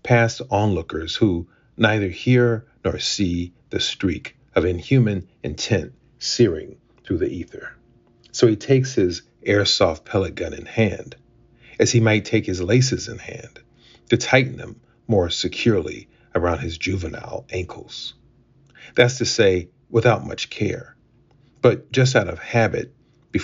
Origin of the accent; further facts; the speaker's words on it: Akron, Ohio, United States; I grew up in Akron, Ohio